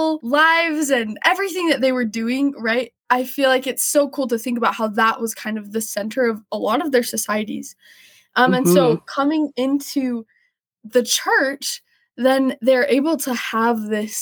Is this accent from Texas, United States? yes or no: yes; Houston, Texas, United States; I am from Houston, Texas